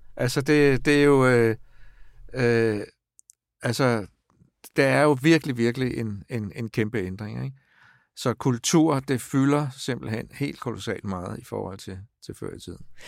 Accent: Stevns, Zealand, Denmark; now in Copenhagen, Denmark; jeg er vokset op på Stævns

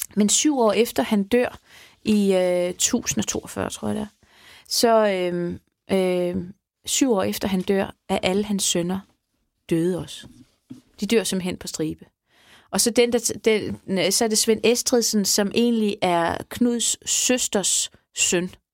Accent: Sanderum, Southern Denmark, Denmark; Sanderum Kirke, jeg er fra Sanderum, så det er der, hvor jeg er, er blevet konfirmeret og gift og alting

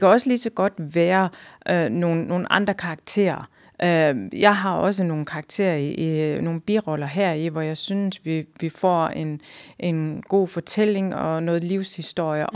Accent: Hjørring, North Denmark Region, Denmark; now in Hirtshals, Denmark; så kommer jeg jo fra Jørgen. Jeg er opvokset i, i Jørgen. Det er min by.

